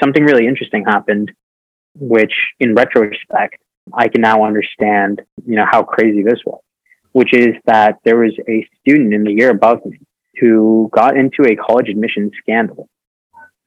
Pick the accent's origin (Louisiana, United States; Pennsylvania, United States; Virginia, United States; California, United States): Virginia, United States; Northern; I grew up in Northern Virginia